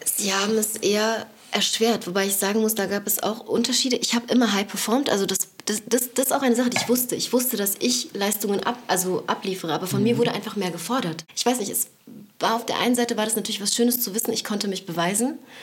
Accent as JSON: {"language": "German", "region": "Berlin", "country": "Germany", "tie": "born or raised there", "also_born_or_lived": "Neukölln, Berlin"}